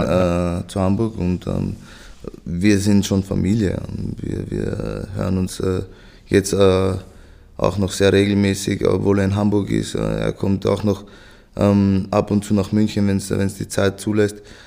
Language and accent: German; Vienna, Austria; ich bin ja in Wien geboren, da aufgewachsen